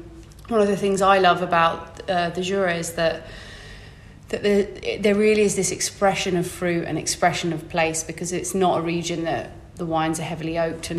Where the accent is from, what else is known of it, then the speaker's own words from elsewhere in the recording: England, United Kingdom; I'm too English to tell you that I hate this.